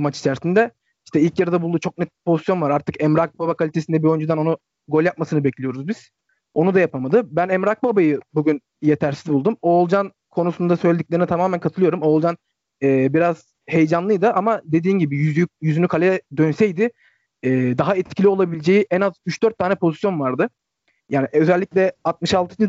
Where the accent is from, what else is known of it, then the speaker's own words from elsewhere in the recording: Akhisar, Manisa, Turkey; Ben Akisar Sporluyum aynı zamanda Akisarlıyım.